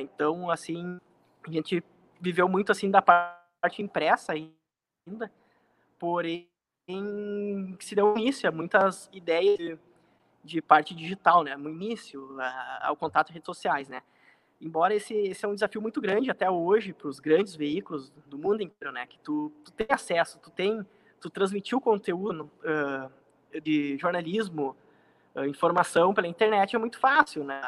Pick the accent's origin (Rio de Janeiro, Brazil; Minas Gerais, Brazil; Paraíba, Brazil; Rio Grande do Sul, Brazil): Rio Grande do Sul, Brazil; Porto Alegre; now in Santo Ângelo, Brazil; eu sou nascido em Santo Ângelo, né? Uh, e fui muito novo, ainda criança, fui morar em Porto Alegre. A partir dos nove anos de idade, uh, fui com a família morar em Alegre, tive toda, praticamente toda a minha vida lá. Foram 18 anos morando em Porto Alegre.